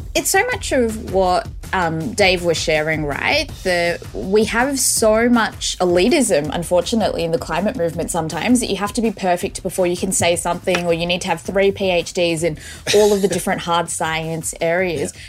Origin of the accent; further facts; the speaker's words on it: Australia; growing up in Australia